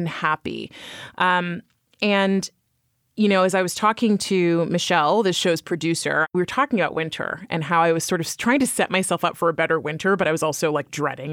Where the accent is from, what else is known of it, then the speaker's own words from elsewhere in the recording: California, United States; moved away as an adult; now in New York, United States; I am from California originally and coming to the East Coast